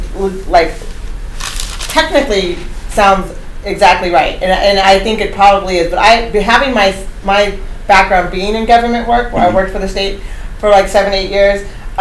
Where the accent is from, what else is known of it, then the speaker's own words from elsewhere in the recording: Eugene, Oregon, United States; being raised in Eugene